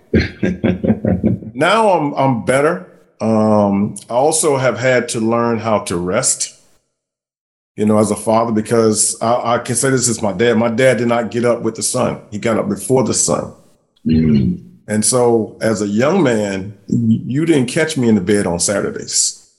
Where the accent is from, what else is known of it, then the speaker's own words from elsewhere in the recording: Columbia, South Carolina, United States; from South Carolina, I'm from Columbia